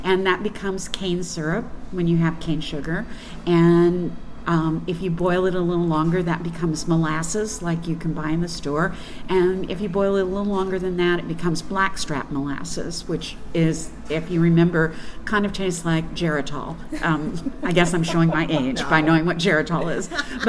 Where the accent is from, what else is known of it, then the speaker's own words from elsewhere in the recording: Louisville, Kentucky, United States; I don't have an accent, but that was an oddity in my family. We were all born in Eastern Kentucky. I grew up more in Louisville, so I probably lost a lot of the accent then.